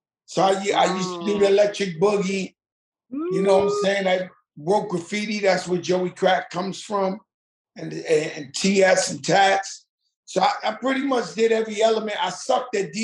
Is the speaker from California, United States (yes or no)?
no; New York City, New York, United States; I'm from the Bronx where hip hop was born